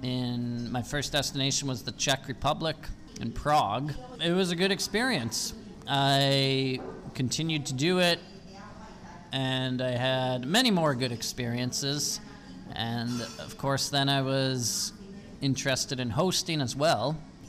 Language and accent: English; north of Calgary, Alberta, Canada; moved away as an adult; also born or lived in Austria / Italy / Germany; now in Spain; I am from Canada, from the province of Alberta, and north of the city of Calgary. I have been living in Europe for more than 4 years now. I've been mostly living in Austria, Italy, Germany, and Spain.